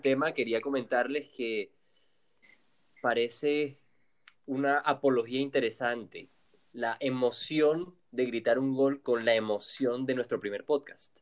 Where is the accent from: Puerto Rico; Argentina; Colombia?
Colombia; somos colombianos